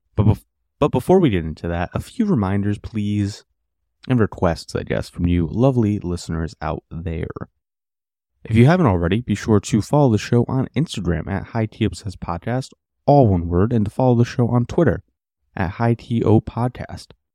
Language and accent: English; United States; us Americans